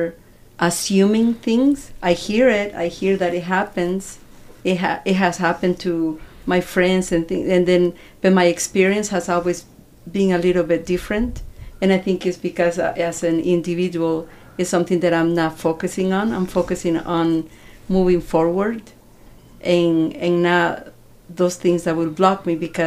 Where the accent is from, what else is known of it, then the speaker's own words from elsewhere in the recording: El Salvador; now in United States; I'm from El Salvador